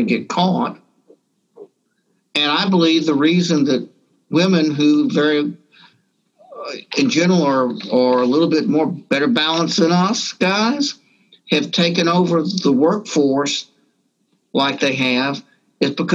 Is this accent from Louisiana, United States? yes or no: yes; Morgan City, Louisiana, United States; also born or lived in Deep South; I grew up in a small town south of here called Marvin City